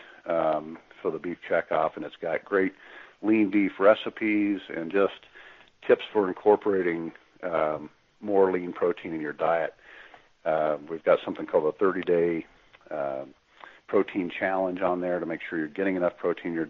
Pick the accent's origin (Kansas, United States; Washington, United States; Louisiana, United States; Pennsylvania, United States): Kansas, United States; I'm from Kansas